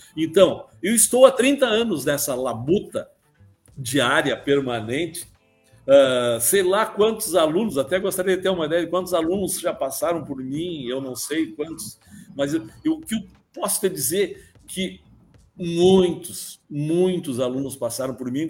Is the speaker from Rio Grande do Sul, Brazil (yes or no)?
yes; Palmeira das Missões, Rio Grande do Sul, Brazil; moved away as an adult; also born or lived in Rio de Janeiro / Santa Maria; voltei para Palmeiras das Missões, minha terra natal